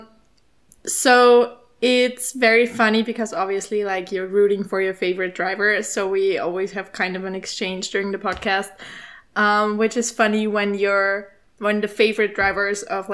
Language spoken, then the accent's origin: English; Austria; I'm 24, I'm from Austria